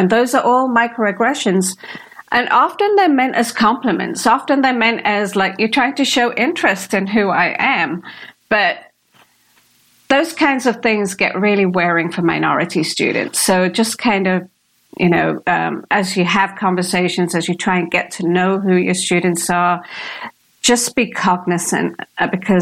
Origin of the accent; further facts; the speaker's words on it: United Kingdom; accent: British; You're going to expect the Indian accent because I am of Indian origin. And so when I come out with this British accent